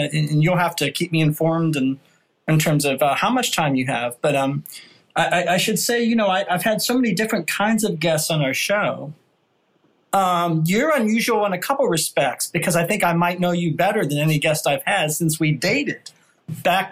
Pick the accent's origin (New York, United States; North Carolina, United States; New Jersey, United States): New York, United States; New York City; moved away; New York City, 1967 here. So we're both displaced, New Yorkers